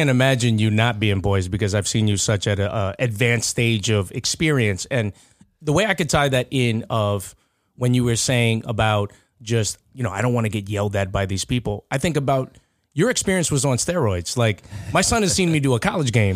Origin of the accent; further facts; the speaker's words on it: Nassau County, New York, United States; I'm still from Nassau County